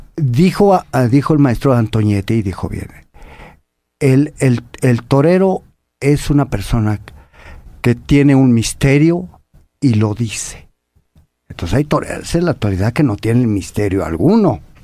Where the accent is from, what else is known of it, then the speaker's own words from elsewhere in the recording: Apizaco, Tlaxcala, Mexico; barrio San Miguel, barrio de Apizaco, Tlaxcala, donde soy oriundo, y allí yo vi de chaval a la a toreros